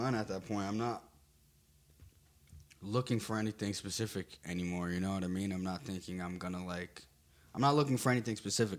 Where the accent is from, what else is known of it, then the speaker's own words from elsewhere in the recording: New Jersey, United States; Especially we're from New Jersey, like, house music is so big out here.